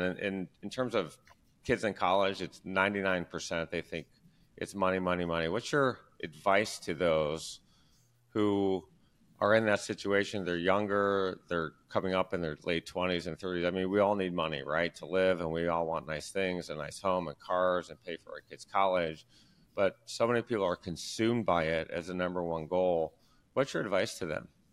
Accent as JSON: {"language": "English", "town": "Detroit", "region": "Michigan", "country": "United States", "said": "I'm from Detroit. We're huge Detroit fans"}